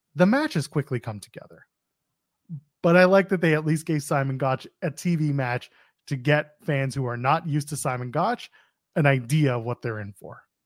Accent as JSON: {"language": "English", "country": "Canada", "said": "we're Canadian"}